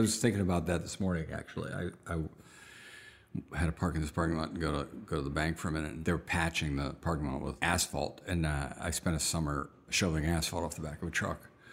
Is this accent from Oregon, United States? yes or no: no; outside of Pittsburgh, Pennsylvania, United States; I was born outside of Pittsburgh